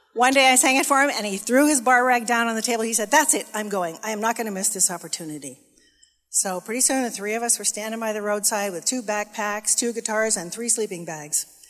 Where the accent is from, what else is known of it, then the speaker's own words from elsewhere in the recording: California, United States; moved away as an adult; also born or lived in Texas; I was from California.